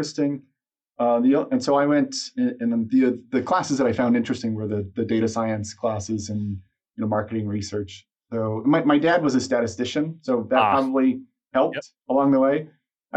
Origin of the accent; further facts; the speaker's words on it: Texas, United States; I grew up in Texas